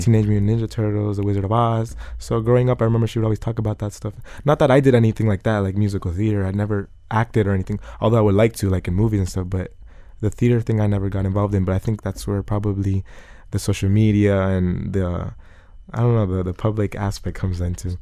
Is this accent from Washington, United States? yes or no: no; Broward County, Florida, United States; also born or lived in Coconut Creek, Florida; I was born in Broward County. The same house I live in today, I lived in my whole life